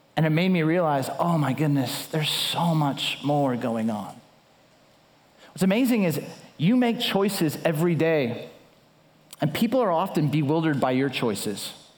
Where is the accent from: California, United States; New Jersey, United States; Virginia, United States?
California, United States; Southern; now in Chicago, United States; I live in Chicago. I grew up in Southern California